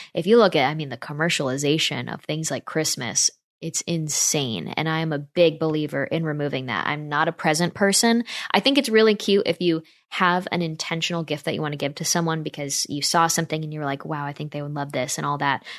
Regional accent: Northeast, United States; moved away; I'm from the Northeast where, like, every neighborhood house is covered in, like, fake spider webs

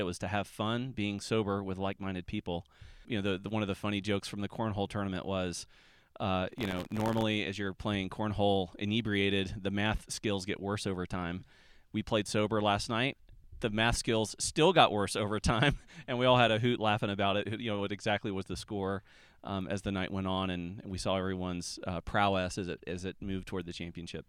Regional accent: Atlanta, Georgia, United States; I'm from Atlanta

